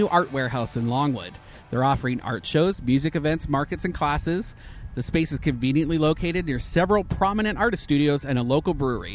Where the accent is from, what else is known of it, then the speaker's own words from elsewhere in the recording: Canada; now in Orlando, United States; transplanted Canadian like myself